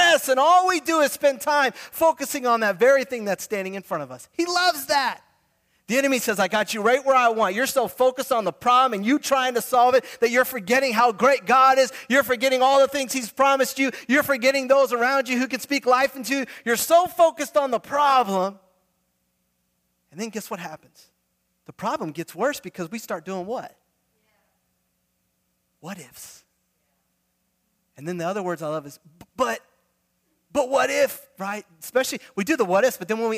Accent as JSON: {"language": "English", "town": "Fort Lauderdale", "region": "Florida", "country": "United States", "tie": "born or raised there", "said": "I grew up, my dad pastors in Fort Lauderdale"}